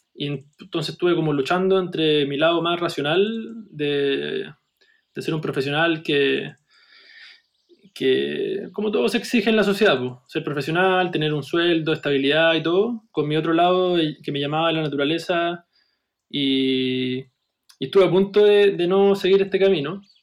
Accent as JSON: {"language": "Spanish", "town": "Viña del Mar", "region": "Valparaíso", "country": "Chile", "tie": "born or raised there", "said": "Yo soy, de Viña del Mar"}